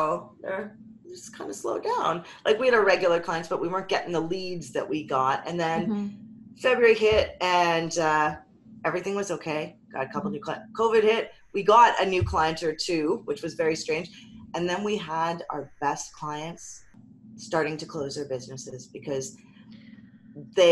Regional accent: Canada; We're Canadian

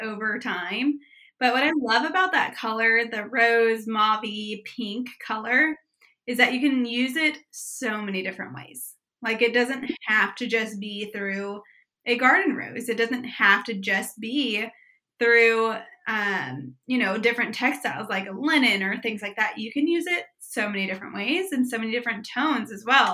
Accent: Prairie Village, Kansas, United States; I was born and raised in Prairie Village, Kansas.

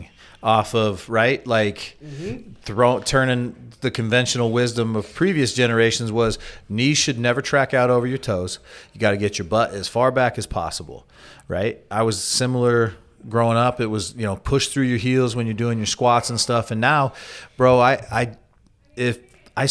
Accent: Mesa, Arizona, United States; the family I grew up with in Mesa that I knew pretty well was the Levitow family.

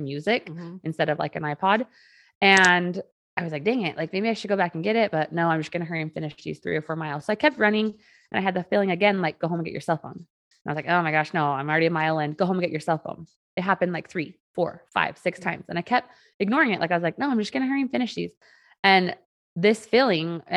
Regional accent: Utah, United States; I was born and raised here in Utah from a very safe home

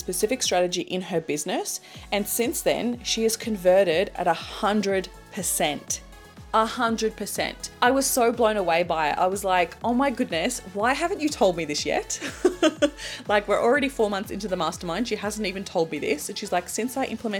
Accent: Australia; as an Australian

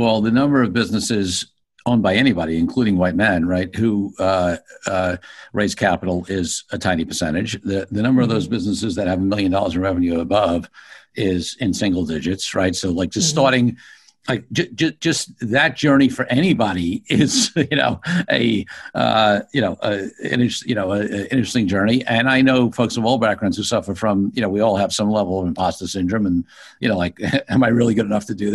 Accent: New York City, New York, United States; being a low middle class kid growing up in Brooklyn

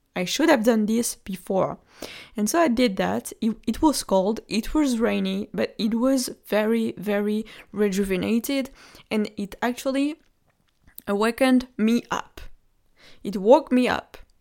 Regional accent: Normandy, France; I come from Normandy. And Normandy is a region, you, you're sure might know, uh, the Normandy of France.

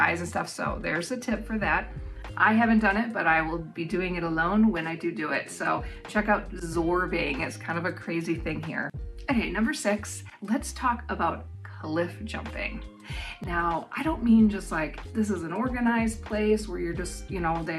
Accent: United States; now in New Zealand; living in New Zealand as an American

